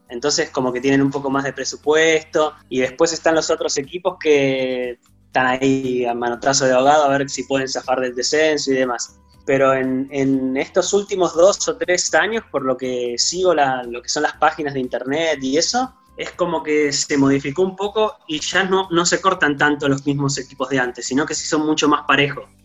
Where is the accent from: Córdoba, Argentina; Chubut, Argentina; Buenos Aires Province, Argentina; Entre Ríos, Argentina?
Chubut, Argentina; Trelew; now in Chile; Yo soy del sur, yo soy de Trelew